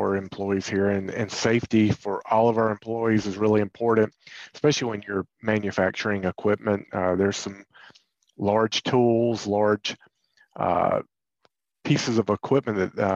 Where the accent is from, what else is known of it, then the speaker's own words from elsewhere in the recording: near Raleigh, North Carolina, United States; I grew up in North Carolina, not too far from Raleigh